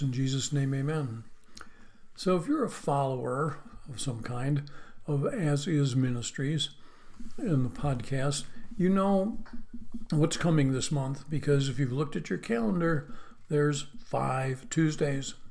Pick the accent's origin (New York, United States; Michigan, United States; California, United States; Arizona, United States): New York, United States; Western; moved away; where I grew up in Western New York